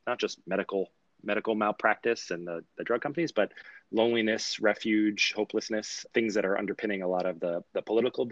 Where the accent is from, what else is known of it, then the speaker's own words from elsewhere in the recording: New York City suburbs, United States; now in San Francisco, United States; I grew up in New York City suburbs. I live in San Francisco now.